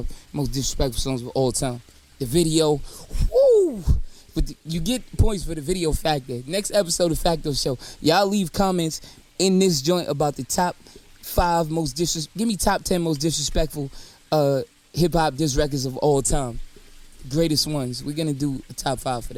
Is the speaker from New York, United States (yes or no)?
yes; New York City, New York, United States; I'm from New York.